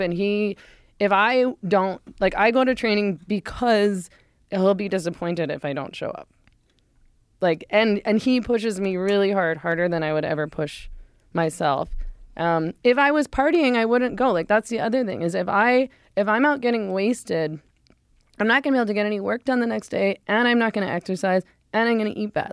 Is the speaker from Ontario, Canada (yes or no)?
no; Vancouver, British Columbia, Canada; moved away; I was born in Vancouver and grew up in Vancouver